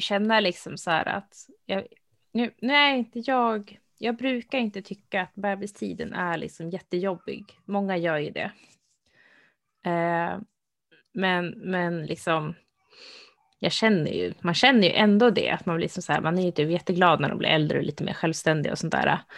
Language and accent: Swedish; Sweden; jag som svensk